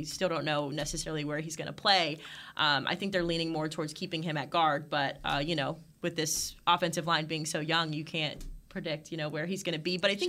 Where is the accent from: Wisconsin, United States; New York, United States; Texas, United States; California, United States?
Texas, United States; Red Oak; moved away as an adult; also born or lived in Great Falls, Montana / Alabama / Miami, Florida; I'm originally from the Dallas area. I grew up right down the road in Red Oak, Texas. So that is kind of my hometown.